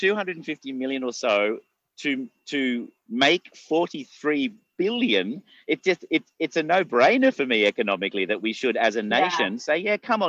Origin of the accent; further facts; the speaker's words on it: Australia; as an Australian